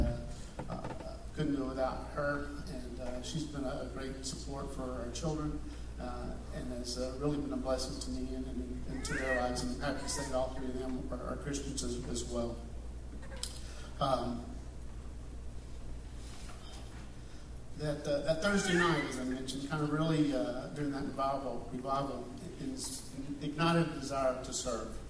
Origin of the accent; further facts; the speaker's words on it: Beaumont area, Texas, United States; moved away as an adult; also born or lived in Houston, Texas; now in Georgia, United States; I grew up in Texas, and I was going to church in a small town, in the Beaumont area